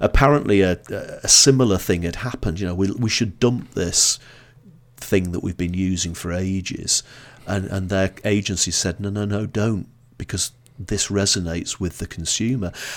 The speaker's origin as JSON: {"language": "English", "town": "Blackpool", "region": "North West England", "country": "United Kingdom", "moved": "yes", "lives_now": "Edinburgh, United Kingdom", "said": "I'm originally from Blackpool"}